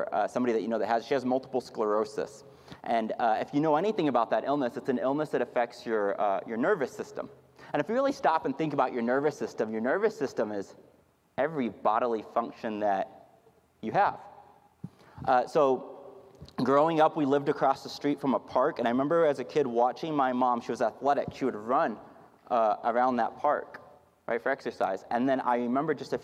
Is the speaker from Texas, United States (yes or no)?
yes; Houston, Texas, United States; now in Dallas-Fort Worth Metroplex, United States; I'm from Houston, Texas